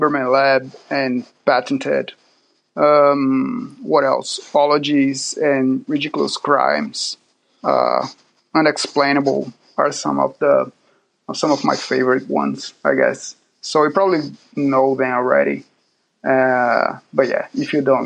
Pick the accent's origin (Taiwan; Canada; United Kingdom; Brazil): Brazil; Salvador, Bahia; now in Auckland, New Zealand; I'm from Brazil, from a city called Salvador, but now I'm living in Oakland